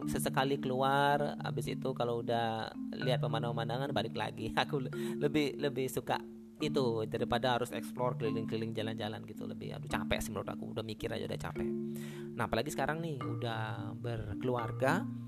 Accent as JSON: {"language": "Indonesian", "region": "Bali", "country": "Indonesia", "tie": "born or raised there", "said": "yang pertama aku ini asli Bali, uh, dari Pulau Bali, Pulau Seribu Pura. Uh, kelahiran di sini, uh, besar di sini, mungkin nanti mati juga di sini"}